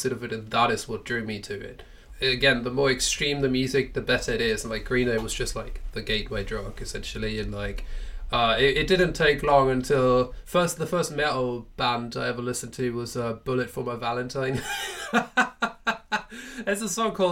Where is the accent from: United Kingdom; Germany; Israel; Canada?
Germany; I grew up in Germany